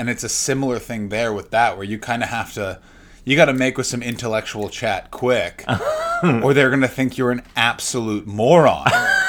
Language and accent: English; Ontario, Canada; I'm from the Ottawa Valley, so everyone sounds like Norm MacDonald.